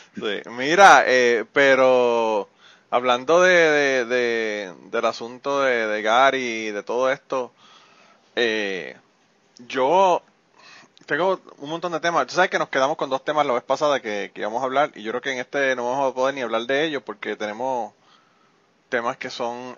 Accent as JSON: {"language": "Spanish", "country": "Puerto Rico", "tie": "born or raised there", "moved": "yes", "said": "yo en Puerto Rico vivía al lado de un árabe"}